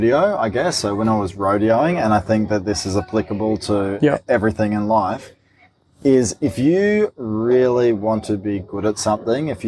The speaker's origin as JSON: {"language": "English", "region": "Queensland", "country": "Australia", "said": "I am a Queenslander"}